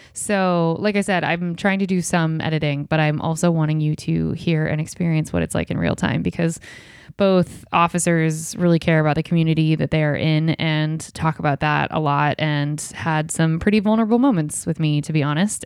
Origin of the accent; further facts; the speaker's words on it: Ohio, United States; my small town where I grew up in Ohio